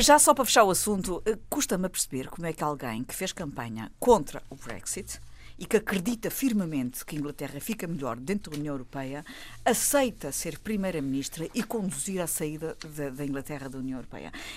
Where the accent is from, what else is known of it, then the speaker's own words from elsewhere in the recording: Portugal; enquanto portugueses espalhados pelo mundo